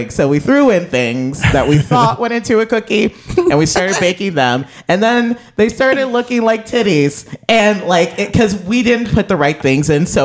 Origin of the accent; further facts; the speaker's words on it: Midwest, United States; because we're both from the Midwest.